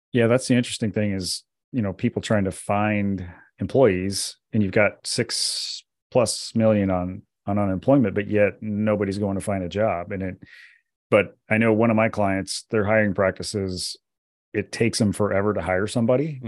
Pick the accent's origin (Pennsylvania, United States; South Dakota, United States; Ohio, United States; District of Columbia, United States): South Dakota, United States; I grew up in South Dakota